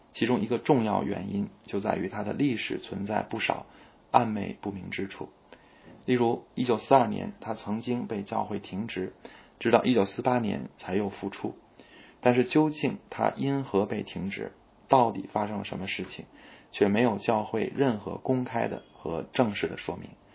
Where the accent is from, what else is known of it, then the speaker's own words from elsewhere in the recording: China; 我们中国人深受为尊者讳和家丑不可外扬这些传统文化的影响